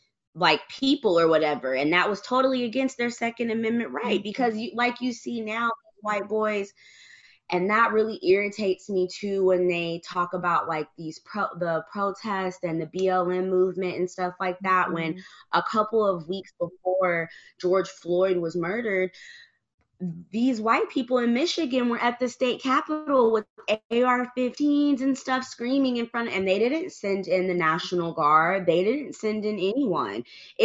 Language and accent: English; Germany; born there; I was born in Germany, and in Germany they not even the cops, like the Polizei, don't even carry guns.